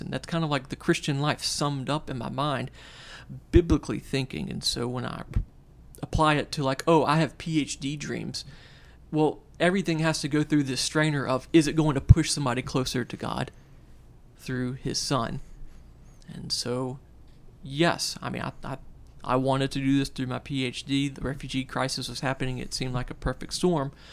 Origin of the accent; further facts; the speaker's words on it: North Shore of New Orleans, Louisiana, United States; moved away as an adult; now in New Orleans, United States; I'm, I'm from the North Shore. uh, originally